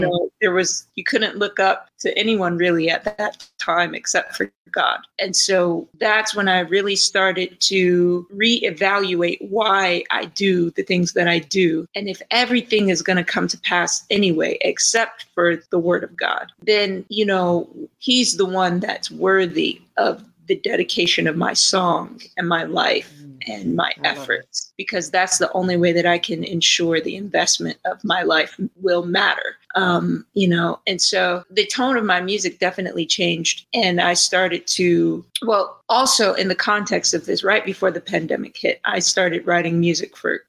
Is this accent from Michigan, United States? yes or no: yes; Detroit, Michigan, United States; also born or lived in New York area; now in Dallas, United States